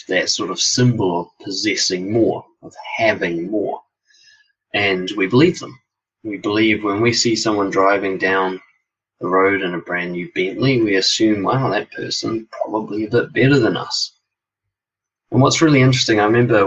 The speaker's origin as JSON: {"language": "English", "region": "Auckland", "country": "New Zealand", "tie": "born or raised there", "said": "born and raised in West Auckland, well, raised there anyway"}